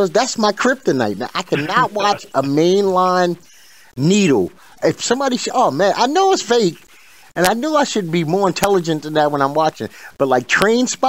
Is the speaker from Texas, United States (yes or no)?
no; New York City, New York, United States; I'm from Bed-Stuy